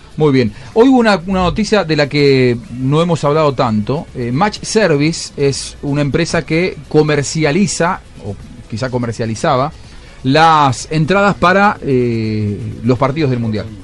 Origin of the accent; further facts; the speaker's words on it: Argentina; soy argentino